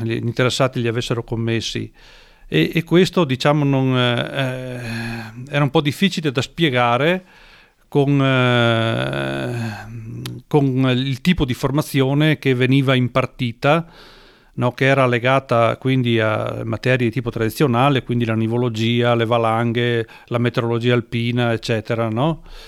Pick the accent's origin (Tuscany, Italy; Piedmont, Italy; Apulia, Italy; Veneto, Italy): Veneto, Italy; Falcade; sono nato a Falcade in provincia di Belluno